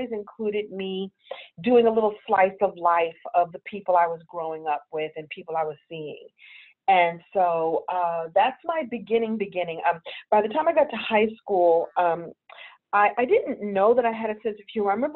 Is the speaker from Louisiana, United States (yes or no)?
no; New York City, New York, United States; moved away; I grew up in Brooklyn in the 60s and 70s